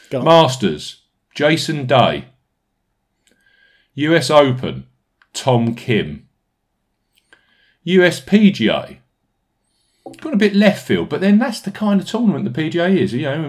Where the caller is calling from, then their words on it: Bude, South West England, United Kingdom; I'm a postman from Bude in Cornwall, and I look forward to your great stats, picks, and analysis on all events every week